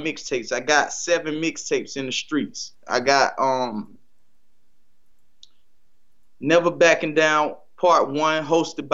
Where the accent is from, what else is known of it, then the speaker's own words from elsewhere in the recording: North Carolina, United States; I'm from North Carolina